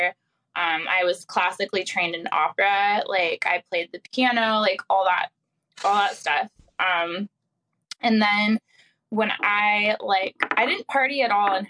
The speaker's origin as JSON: {"language": "English", "region": "the South", "country": "United States", "tie": "born or raised there", "moved": "yes", "lives_now": "California, United States", "said": "I grew up in the South"}